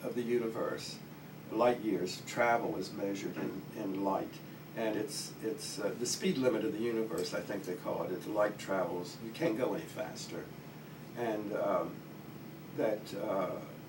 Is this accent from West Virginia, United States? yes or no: yes; West Virginia, United States; moved away; also born or lived in New York; I come from Appalachia, from West Virginia, the youngest of 10